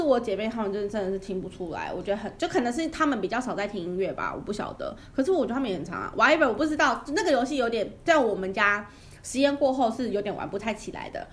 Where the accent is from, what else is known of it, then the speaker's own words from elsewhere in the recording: Yilan County, Taiwan; 我们宜兰那边还蛮多的耶